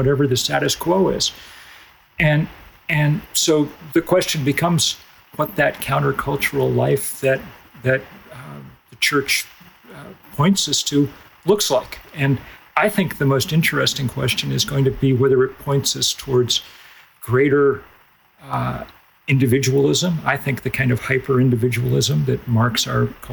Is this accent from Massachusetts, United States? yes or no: yes; Lexington, Massachusetts, United States; I grew up in Lexington, Massachusetts, a town imbued with great history